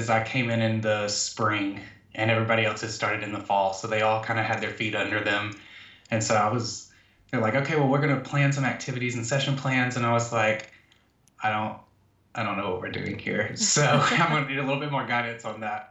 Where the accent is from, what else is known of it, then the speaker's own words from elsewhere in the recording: Georgia, United States; I am from Georgia, born and raised, Southern boy